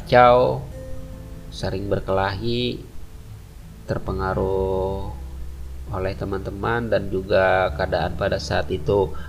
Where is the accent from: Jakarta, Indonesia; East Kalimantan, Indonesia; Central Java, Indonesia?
East Kalimantan, Indonesia; Balikpapan; kedua orang tua saya merantau ke Balikpapan ya dan dan dan saya lahir di Balikpapan dan lahirlah saya di Balikpapan. Dulu saya e, bersekolah e, sekolah dasar ya di SDN 035 Balikpapan